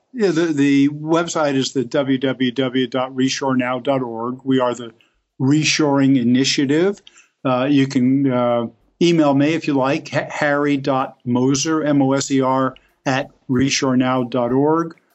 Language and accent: English; Elizabeth, New Jersey, United States; I grew up in Elizabeth, New Jersey, which is right across the the river from New York City